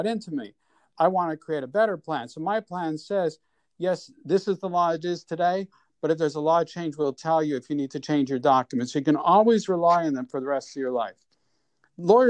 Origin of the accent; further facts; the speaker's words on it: Montreal, Quebec, Canada; moved away as an adult; now in New York, United States; So, I'm born and raised in Montreal. I moved here when I was 22